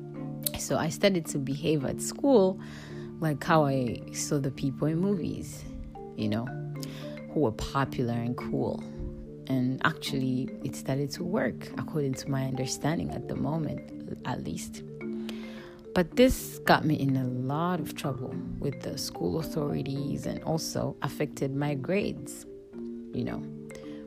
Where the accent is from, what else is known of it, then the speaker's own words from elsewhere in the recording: Kampala, Central Region, Uganda; Growing up in Africa, in a small town named Kampala